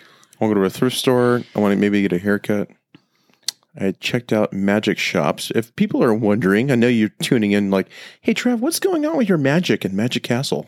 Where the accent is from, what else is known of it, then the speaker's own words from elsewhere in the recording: Temecula, California, United States; moved away; I grew up in Temecula